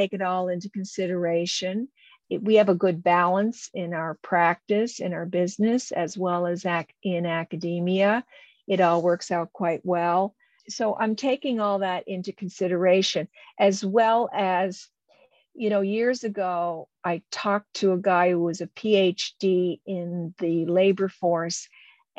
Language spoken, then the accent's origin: English; Canada; I'm a Canadian